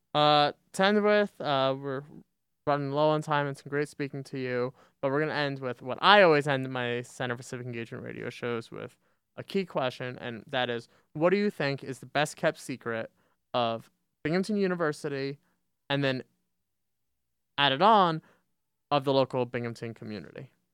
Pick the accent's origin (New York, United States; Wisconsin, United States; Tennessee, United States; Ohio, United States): New York, United States; Westchester County; moved away as an adult; now in Binghamton, United States; Westchester, New York, you know, Westchester County or suburbs of New York City